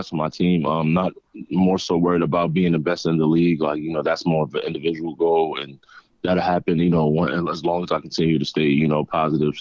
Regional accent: Uniondale, New York, United States; moved away as an adult; now in Philadelphia, United States; I grew up in Uniondale, New York, so that's Long Island. We're basically in Nassau County

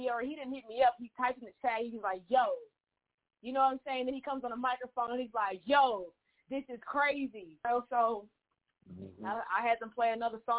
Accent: Dallas, Texas, United States; I'm from Dallas, Texas. I'm an engineer, artist, performer, writer, all of the above.

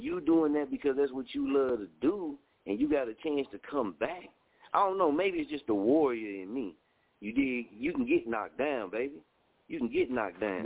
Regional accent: Oklahoma, United States; I was raised in Scoville, Oklahoma

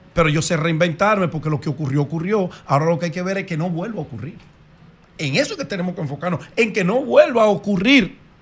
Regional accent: Dominican Republic; Yo como buen dominicano

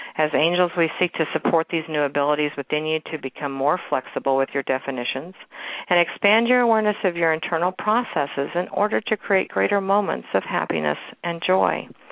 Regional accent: Kansas City, Missouri, United States; my hometown and actually my old neighborhood. I live out in the suburbs now, but this is actually in Waldo in Kansas City.

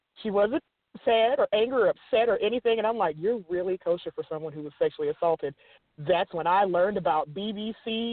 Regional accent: the South, United States; accent: extreme southern; my extreme southern accent

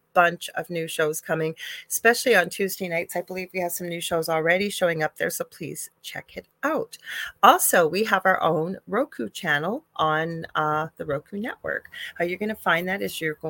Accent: Canada; I am a Canadian spiritual medium

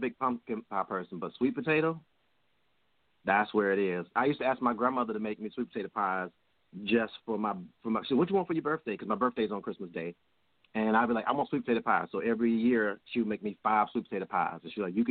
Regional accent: Georgia, United States; I'm from Georgia, born and raised.

